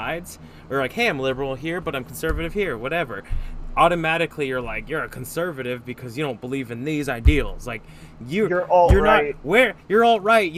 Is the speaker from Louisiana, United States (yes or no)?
no; California, United States; I grew up in California. I grew up around liberals.